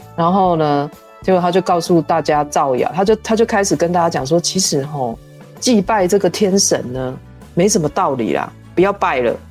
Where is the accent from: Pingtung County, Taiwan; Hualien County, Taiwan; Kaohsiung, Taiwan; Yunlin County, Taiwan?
Yunlin County, Taiwan; 人家我们园林人就是七月半也有类似的活动